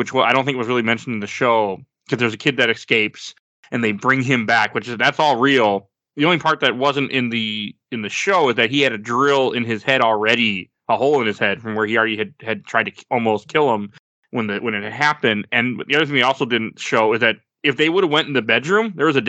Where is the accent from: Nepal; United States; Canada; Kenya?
United States; Milwaukee, Wisconsin; I'm from Milwaukee, Wisconsin. Like, I'm born in 87